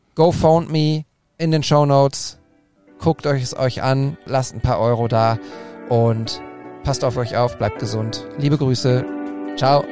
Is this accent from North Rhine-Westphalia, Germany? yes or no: yes; Bochum, North Rhine-Westphalia, Germany; mit Bochum, mit meiner Heimat